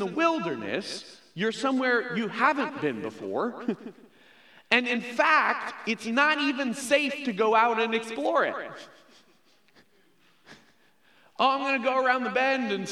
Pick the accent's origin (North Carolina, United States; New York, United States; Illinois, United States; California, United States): Illinois, United States; Chicago; moved away as an adult; now in Phoenix, United States; I grew up in the Chicago area